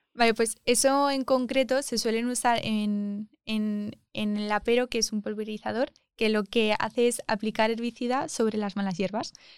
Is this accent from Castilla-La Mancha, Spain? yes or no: yes; Almagro, Castilla-La Mancha, Spain; moved away as an adult; now in Madrid, Spain; me gusta mucho mi pueblo, que es Almagro